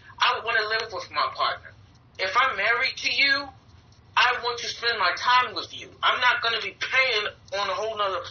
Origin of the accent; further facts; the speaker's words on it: Baltimore, Maryland, United States; I am from Baltimore, Maryland.